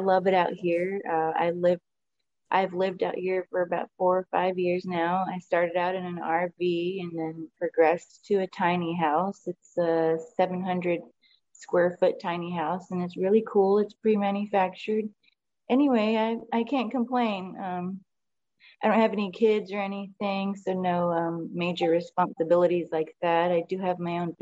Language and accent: English; Austin, Texas, United States; I was born and raised in Austin, Texas, South Austin at that. And I've been here my whole life